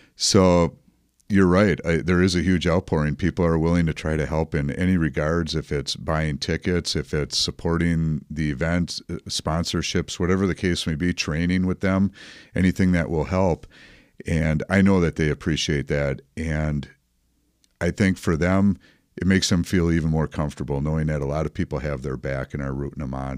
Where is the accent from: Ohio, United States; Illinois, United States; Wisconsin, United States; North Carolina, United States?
Wisconsin, United States; Dousman; also born or lived in Waukesha; we were born and raised in Dowsman